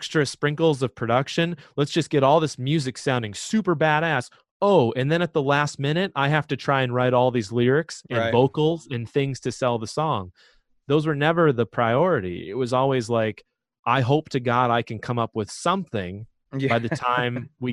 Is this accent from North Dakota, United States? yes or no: yes; Fargo, North Dakota, United States; now in Kansas City, United States; my hometown of Fargo, North Dakota